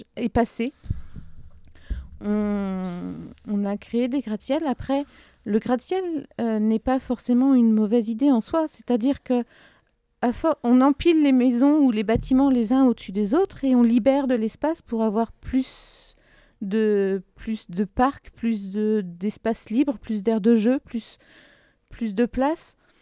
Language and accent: French; southern Ardennes, Grand Est, France; je viens du sud des Ardennes